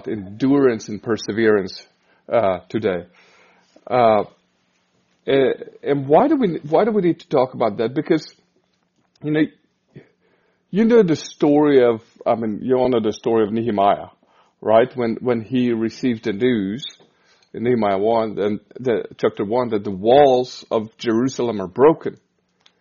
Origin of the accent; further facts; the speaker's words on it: Hungary; moved away as an adult; now in Kansas City, United States; We're Hungarians, so we're from Hungary. And 6 years ago, we moved to Kansas City